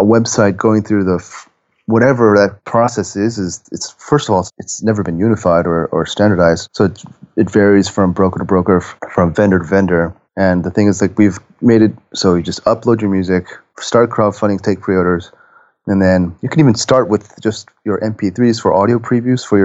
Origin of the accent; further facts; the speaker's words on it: Japan; I'm from Japan.